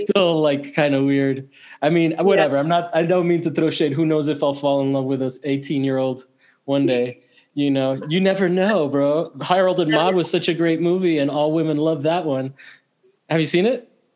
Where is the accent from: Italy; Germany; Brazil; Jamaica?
Italy; moved away; I grew up in Italy